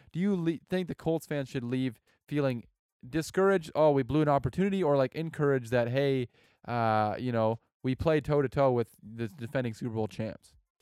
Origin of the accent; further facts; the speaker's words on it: Canada; I'm Canadian